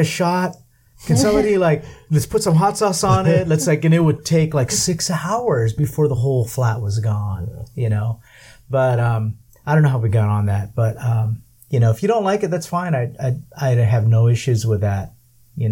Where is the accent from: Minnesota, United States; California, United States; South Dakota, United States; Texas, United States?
California, United States; Southern; first language English; also born or lived in Manila, Philippines; I was born in the Philippines but raised in California. So it's weird for me because I'm Californian